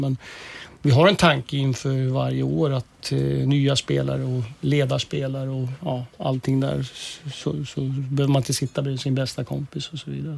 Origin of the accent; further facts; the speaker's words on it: Uppsala, Uppsala County, Sweden; Jag kommer ju från Uppsala och jag har en klasskompis som eh, eh jag gick årskurs 1 till 9 gjorde jag och han